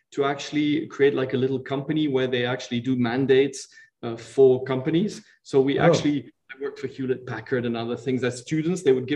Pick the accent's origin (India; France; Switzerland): Switzerland; also born or lived in Italy; I was born in Italy, but then I was really brought up, since I'm 3.5 years old, in Switzerland